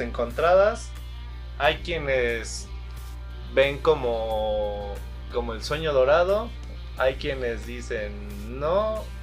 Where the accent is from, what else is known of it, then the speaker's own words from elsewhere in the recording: Mexico; nosotros como mexicanos